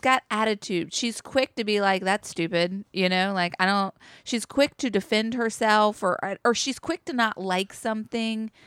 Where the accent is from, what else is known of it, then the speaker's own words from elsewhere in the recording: Chapel Hill, North Carolina, United States; I grew up in Chapel Hill, North Carolina